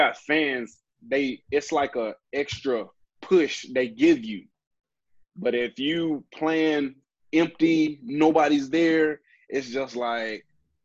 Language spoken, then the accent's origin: English; Alabama, United States; I'm from Alabama